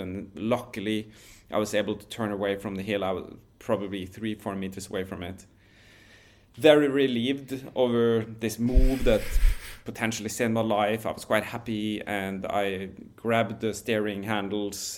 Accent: Norway; where I grew up in Norway

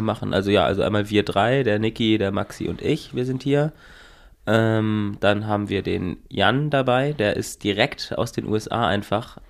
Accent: Northern Germany, Germany; als Norddeutscher

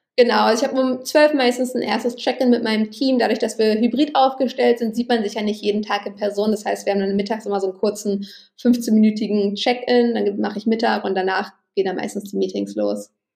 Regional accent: Berlin, Germany; Ich bin in Berlin aufgewachsen

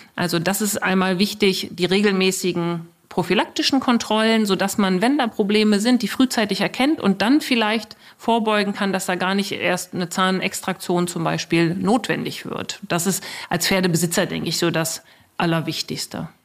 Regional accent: Germany; hier bei uns in Deutschland

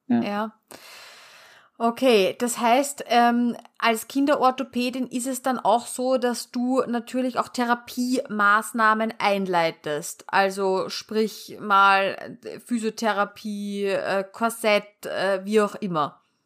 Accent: Austria; bei uns in Österreich

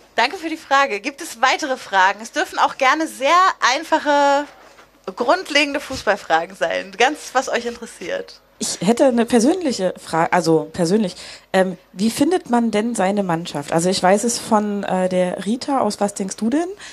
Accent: near Lüneburg, Lower Saxony, Germany; also ich komme aus der Nähe von Lüneburg

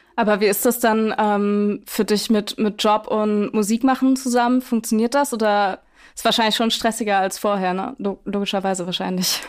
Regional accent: Schwäbisch Gmünd, Baden-Württemberg, Germany; in meiner, in meiner Heimatstadt aufgetreten, Schwäbisch Gmünd

